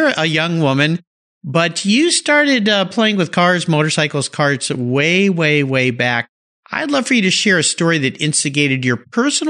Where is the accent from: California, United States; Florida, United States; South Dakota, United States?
California, United States; San Diego; I grew up in San Diego, so very familiar with that area